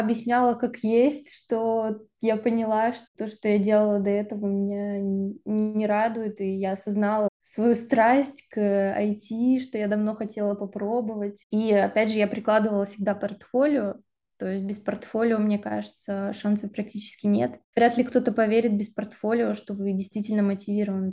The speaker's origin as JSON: {"language": "Russian", "town": "Krasnoyarsk", "region": "Krasnoyarsk Krai", "country": "Russia", "also_born_or_lived": "Irkutsk", "moved": "as an adult", "lives_now": "France", "said": "Я из Сибири, из города Красноярска"}